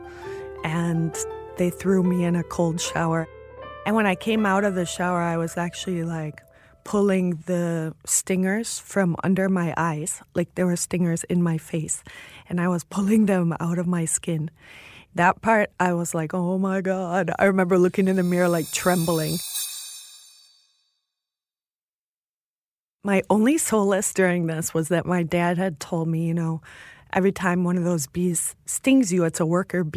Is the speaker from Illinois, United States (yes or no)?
yes; Chicago, Illinois, United States; I'm from Chicago, Illinois